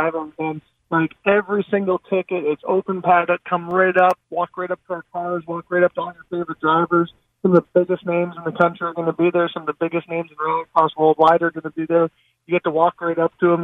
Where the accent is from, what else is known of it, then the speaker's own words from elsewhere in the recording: Canada; I grew up in Canada, raced snowmobiles and everything growing up